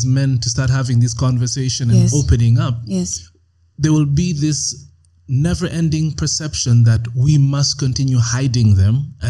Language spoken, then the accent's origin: English; Canada; but I grew up in Canada, and in my class there were only two. Africans or dark skinned guys.